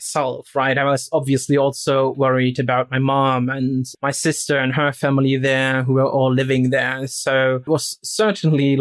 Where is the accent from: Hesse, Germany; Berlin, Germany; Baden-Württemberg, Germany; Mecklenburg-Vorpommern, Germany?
Mecklenburg-Vorpommern, Germany; Rostock; moved away